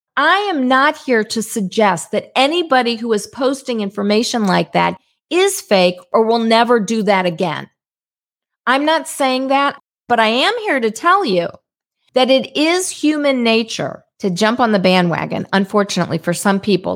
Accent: St. Louis, Missouri, United States; I'm from Saint Louis, Missouri

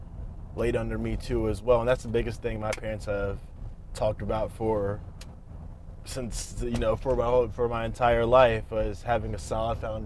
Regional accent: Richmond, Northern Virginia, United States; in high school, I came up from Richmond, Virginia, a little bit south of where I played high school football in Northern Virginia

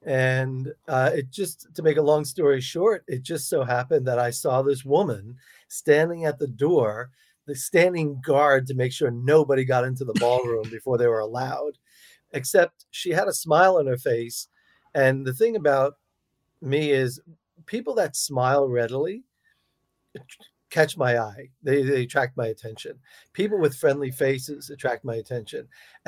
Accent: Long Island, New York, United States; moved away as an adult; also born or lived in Russia; My sisters on Long Island in New York, where I grew up

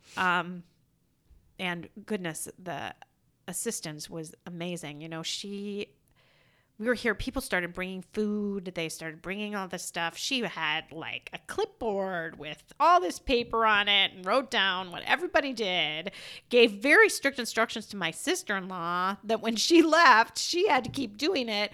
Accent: Iowa, United States; I'm from Iowa

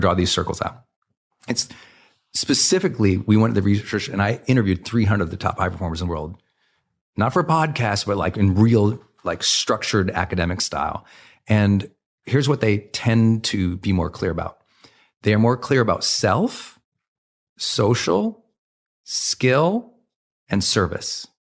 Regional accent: Montana, United States; I was raised in Montana, where men didn't really communicate.

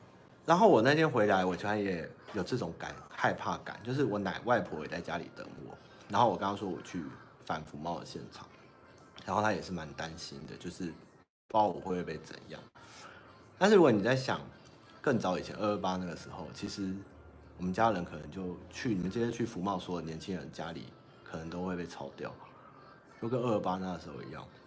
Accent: Taiwan; 我觉得我们就是台湾，台湾就是台湾，我们是台湾人，我们就生活在这个岛，我们只要有这个岛就好了。

